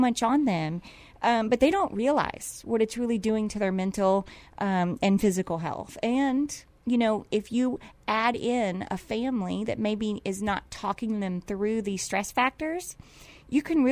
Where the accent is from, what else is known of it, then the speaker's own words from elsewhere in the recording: Indiana, United States; moved away; I grew up in Indiana.